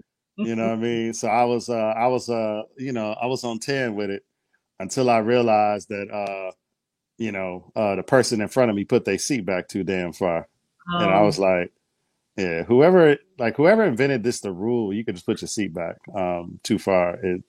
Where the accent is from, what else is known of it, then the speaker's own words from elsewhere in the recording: Atlanta, Georgia, United States; moved away; I was born in Atlanta. I always tell people I was born at Crawford Long Hospital.